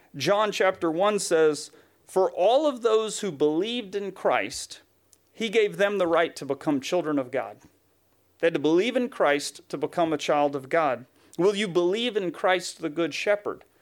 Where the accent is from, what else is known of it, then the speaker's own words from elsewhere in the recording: Tennessee, United States; accent: Southern; moved away; I'm from Tennessee by this point.